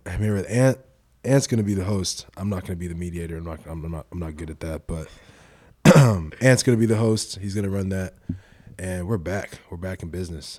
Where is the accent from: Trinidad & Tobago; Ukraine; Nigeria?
Nigeria; now in United States; I'm, I'm Nigerian, my nationality